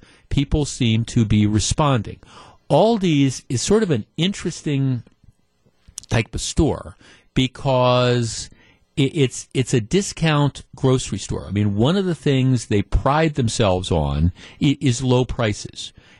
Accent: Glendale, Wisconsin, United States; I grew up in Glendale, went to Nicolet High School.

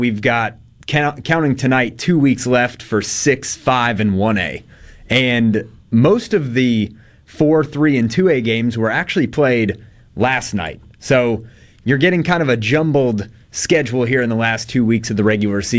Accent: Atlanta, Georgia, United States; moved away as an adult; now in Mississippi, United States; I am going back to my hometown of Atlanta

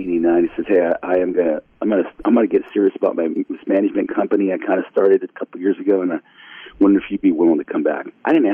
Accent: Napa, California, United States; first language Spanish; English is a second language; also born or lived in St. Helena, California; growing up in Napa Valley

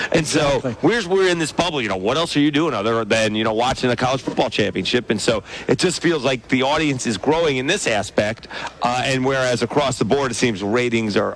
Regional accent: Syracuse, New York, United States; moved away; I'm not a Syracuse grad, but I am a Syracuse fan. native. So Are you really? I am. So I'm from Syracuse.

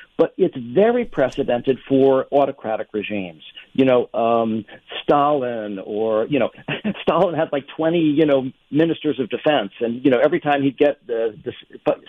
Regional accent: New York City, New York, United States; I grew up in New York. I grew up in New York

